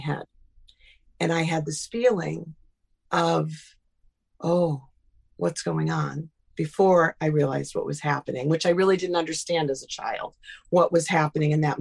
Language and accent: English; Burlington, Connecticut, United States; I grew up in Burlington, Connecticut